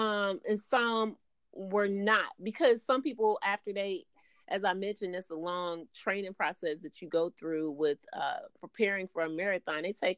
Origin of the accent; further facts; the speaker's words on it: Chicago, Illinois, United States; also born or lived in Riverdale, Illinois; I'm a native of Chicago, born and raised on the South Side in the Roseland community for a good part of my life. And then I moved to the Southwest suburbs in Riverdale.